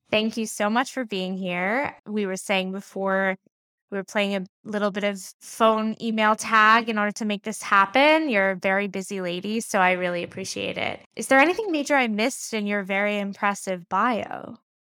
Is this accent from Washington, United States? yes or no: no; New York, United States; I'm from New York